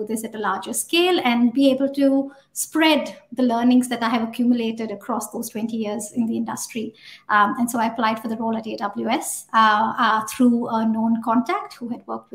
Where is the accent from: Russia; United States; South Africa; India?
India; moved away as an adult; now in New Zealand; I started out as a developer back in India, in my hometown.